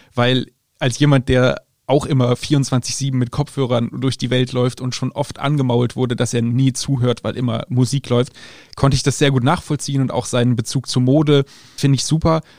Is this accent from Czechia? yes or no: no; Germany; selbst ich als Deutscher durfte mit vierzehn noch keinen Wein trinken